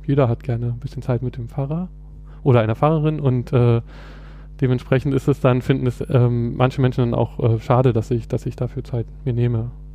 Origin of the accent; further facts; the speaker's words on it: Berlin, Germany; ich komme aus Berlin, äh, bin hier geboren und aufgewachsen